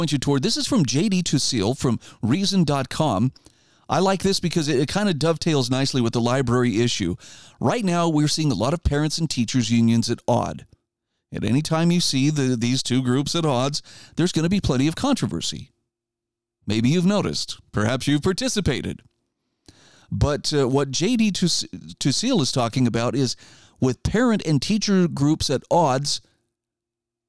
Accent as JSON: {"language": "English", "region": "Idaho", "country": "United States", "said": "my home state of Idaho"}